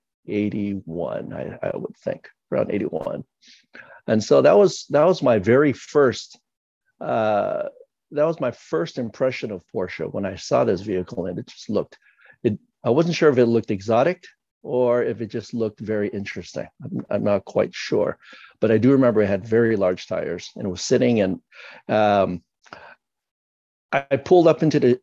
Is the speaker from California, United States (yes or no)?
yes; San Francisco, California, United States; growing up in San Francisco, the Bay Area, in California